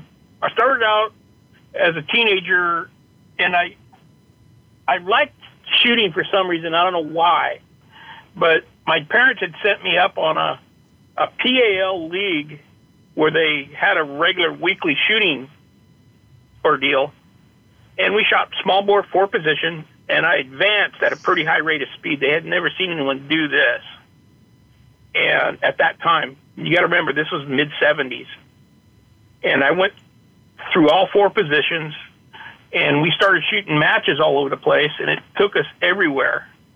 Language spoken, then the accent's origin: English; Petaluma, California, United States; In Petaluma, California.